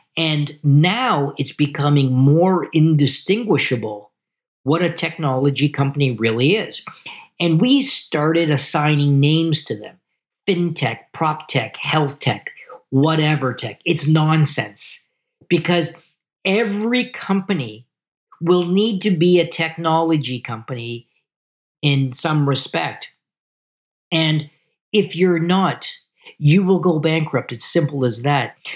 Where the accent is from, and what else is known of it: Canada